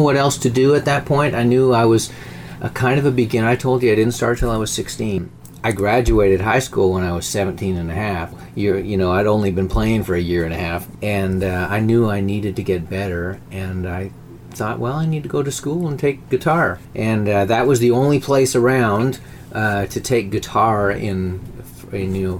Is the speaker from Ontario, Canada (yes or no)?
no; Churchill, Manitoba, Canada; born or raised there; moved away